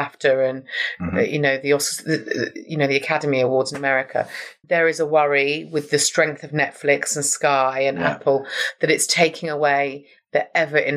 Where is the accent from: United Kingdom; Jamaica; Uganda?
United Kingdom; London; moved away as an adult; now in Watford, United Kingdom; I grew up in Camden, and now, ironically, I now live in Watford